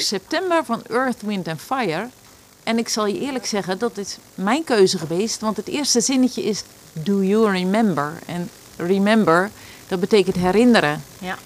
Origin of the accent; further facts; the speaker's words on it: Rijnsburg, South Holland, Netherlands; now in Valkenburg, Netherlands; ik kom uit Rijnsburg en nu woon ik in Valkenburg